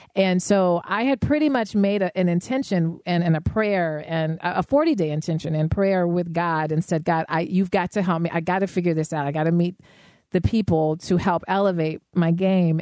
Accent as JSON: {"language": "English", "town": "Denver", "region": "Colorado", "country": "United States", "tie": "born or raised there", "said": "I was raised in Denver"}